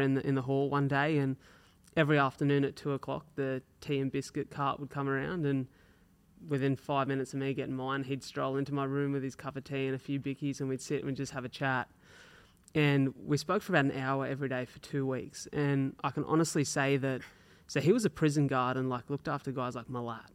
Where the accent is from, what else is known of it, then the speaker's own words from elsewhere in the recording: Wollongong, New South Wales, Australia; we're from Wollongong, so Wollongong's it's like a city